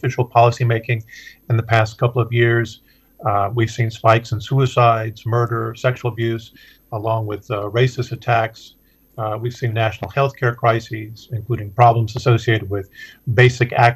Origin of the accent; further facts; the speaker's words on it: the American South, home state of Tennessee, United States; I grew up in the American South